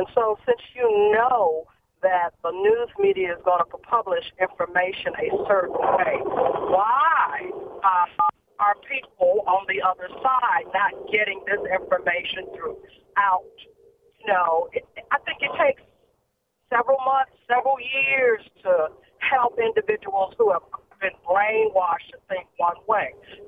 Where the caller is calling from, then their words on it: Memphis, Tennessee, United States; I'm calling from Memphis.